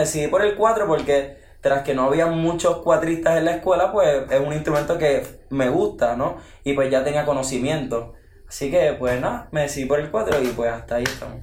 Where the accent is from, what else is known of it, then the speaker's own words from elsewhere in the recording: Ciales, Puerto Rico; vengo del pueblo de Ciales y pues tengo 16 años